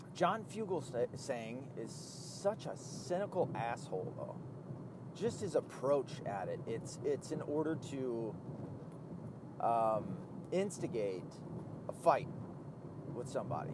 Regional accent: the Bible Belt, United States; I was raised in the Bible Belt

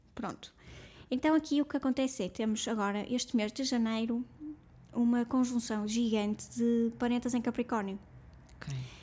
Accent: Portugal; nós como portugueses

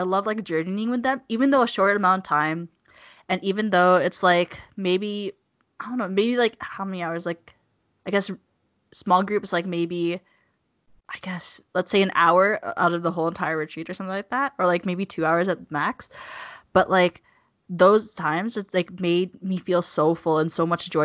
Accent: Calgary, Alberta, Canada; I'm from Calgary

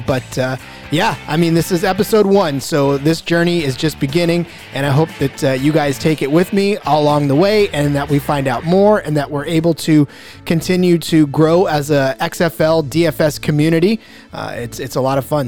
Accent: Central Valley, California, United States; I am from California. I'm from the Central Valley

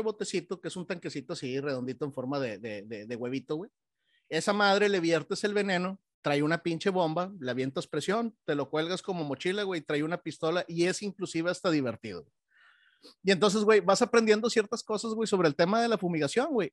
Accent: Monterrey, Nuevo León, Mexico; now in Texas, United States; como buen regiomontano, güey, y como buen mexicano

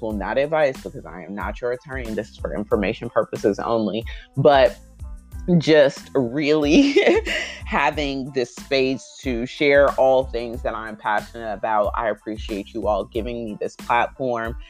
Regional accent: United States; I'm always grateful to be an American, to grow up in this country

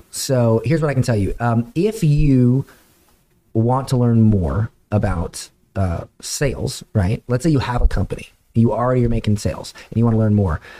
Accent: Florida, United States; Dude, I'm from Florida.

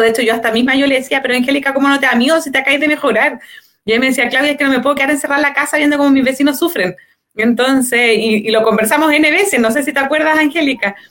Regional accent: Santiago, Santiago Metropolitan Region, Chile; somos todos vecinos de Peñalolén

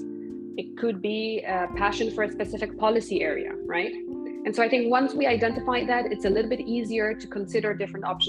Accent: Poland; now in Brussels, Belgium; I'm from Poland. I've been living in Brussels for a number of years now, but originally I'm from

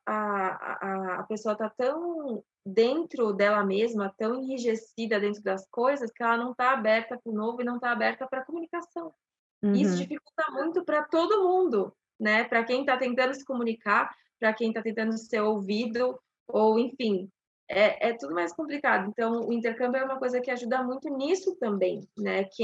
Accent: São Paulo, Brazil; now in Curitiba, Brazil; eu moro em Curitiba desde 2002. A gente é de São Paulo, interior

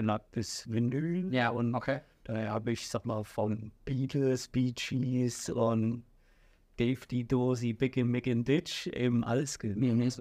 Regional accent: Saxony, Germany; Ich sag mal, dort, wo ich groß geworden bin, dort, wo ich gelebt habe, das ganze Umfeld, ja. ich sag mal von Leipzig bis, äh, ich sag mal, Zwickau, Plauen, überall, wo es Diskotheken mhm. gibt

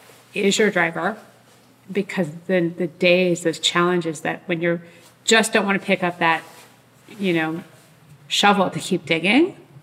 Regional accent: New Jersey, United States; growing up in New Jersey on the East Coast, we're fellow East Coasters.

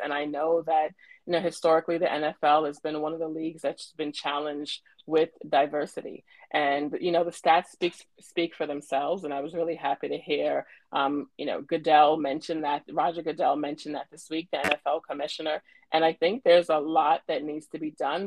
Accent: New York City, New York, United States; born and raised in Brooklyn, New York

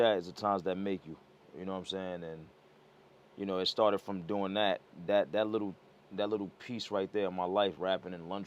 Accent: New York City, New York, United States; I'm from the Bronx

